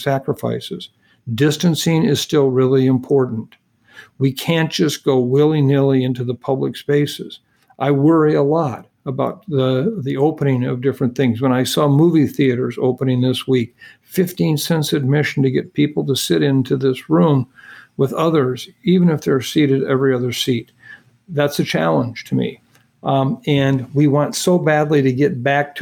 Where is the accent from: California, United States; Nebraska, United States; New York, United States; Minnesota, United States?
Minnesota, United States; my home state of Minnesota